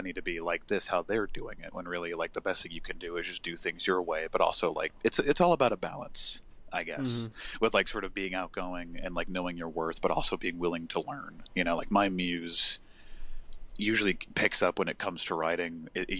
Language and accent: English; United States; I'm from America.